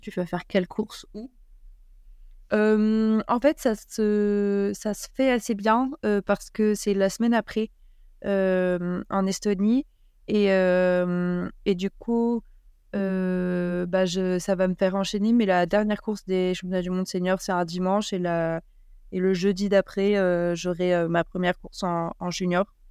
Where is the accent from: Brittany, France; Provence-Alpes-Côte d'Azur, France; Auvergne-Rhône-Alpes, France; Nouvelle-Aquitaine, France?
Auvergne-Rhône-Alpes, France; Grenoble; je suis née à Grenoble et, je fais mes études à Grenoble et mmh, je m'entraîne dans le Bercor. Donc j'ai commencé le ski au comité du Dauphiné